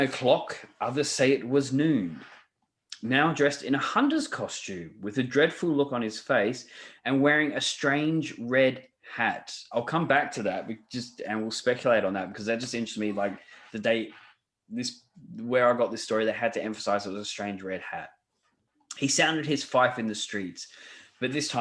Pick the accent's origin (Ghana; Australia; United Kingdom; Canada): Australia; I'm an Australian